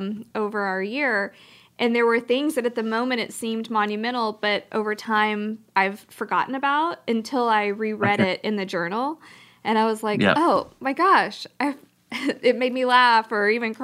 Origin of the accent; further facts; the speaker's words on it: Louisiana, United States; now in Texas, United States; I'm originally from Louisiana, and I have very strong roots to Louisiana.